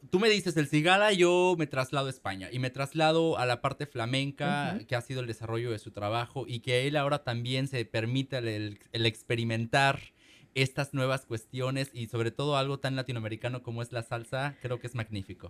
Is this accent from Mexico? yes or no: yes; Mexico; now in Seattle, United States; nuestras casas en México